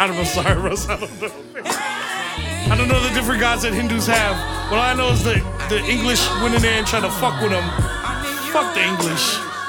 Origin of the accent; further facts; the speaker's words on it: New York, United States; growing up in New York was really tough, man.